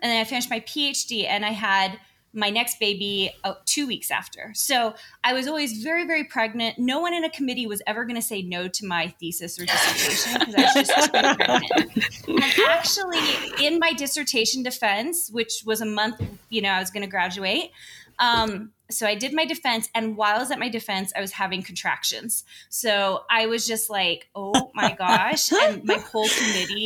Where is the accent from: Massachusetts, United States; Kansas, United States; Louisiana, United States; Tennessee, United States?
Tennessee, United States; now in Sandy, United States; I was raised in Tennessee, oldest of six kids